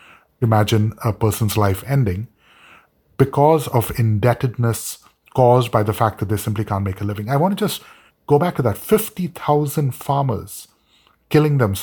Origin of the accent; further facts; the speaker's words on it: India; now in United States; as an Indian